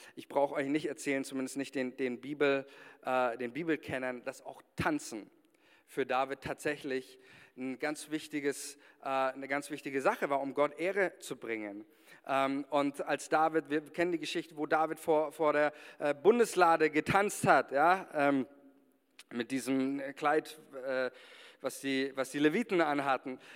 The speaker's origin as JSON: {"language": "German", "country": "Germany", "said": "wir als Deutsche"}